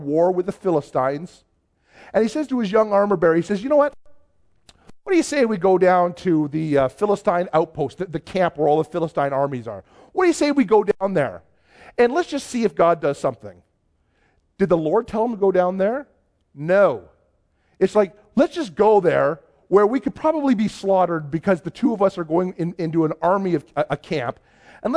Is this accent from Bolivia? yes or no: no; just outside of Toronto, Ontario, Canada; now in Cold Lake, Canada; I grew up just outside of Toronto